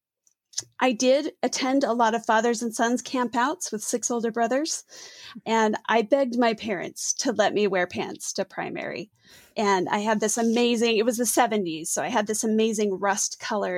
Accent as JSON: {"language": "English", "town": "Orem", "region": "Utah", "country": "United States", "tie": "born or raised there", "said": "I grew up in Orem, Utah, which is a pretty conservative area of our state."}